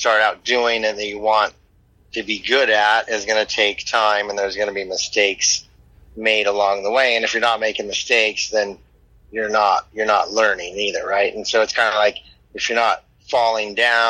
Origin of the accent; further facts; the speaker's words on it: Alaska, United States; also born or lived in Anchorage, Alaska; I was raised in Alaska in a little native village in western Alaska with maybe 100 people.